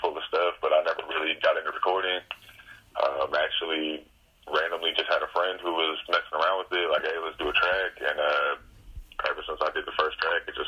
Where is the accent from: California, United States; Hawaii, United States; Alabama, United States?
California, United States; San Jose; also born or lived in Central Valley, California; I was born in the Bay Area in San Jose, California. I moved out to the Central Valley.